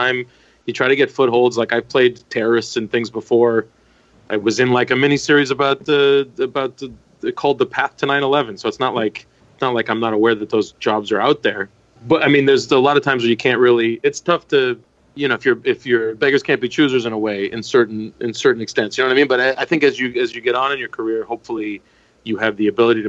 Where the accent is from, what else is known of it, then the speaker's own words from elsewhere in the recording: Canada; moved away as an adult; now in United States; I'm Turkish Canadian